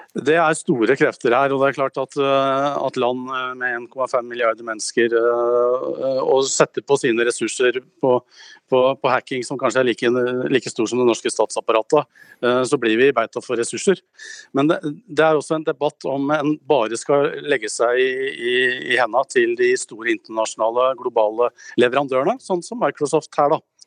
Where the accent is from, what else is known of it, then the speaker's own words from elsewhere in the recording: Gjøvik, Innlandet, Norway; Gjøvik, der jeg kommer ifra